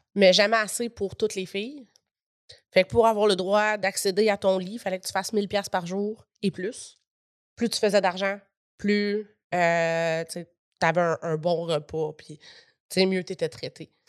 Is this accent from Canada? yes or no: yes; Gatineau, Quebec, Canada; pendant qu'on était à Gatineau, dans ma ville natale